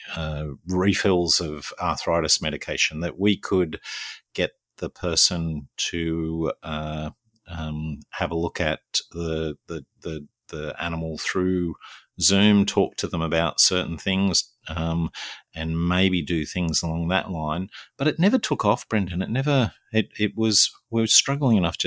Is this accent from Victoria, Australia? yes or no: no; Newcastle, New South Wales, Australia; moved away; back in Newcastle, my hometown